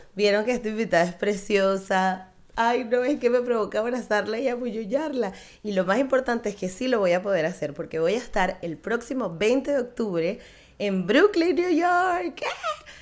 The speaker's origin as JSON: {"language": "Spanish", "town": "Caracas", "region": "Capital District", "country": "Venezuela", "said": "las dos somos caraqueñas"}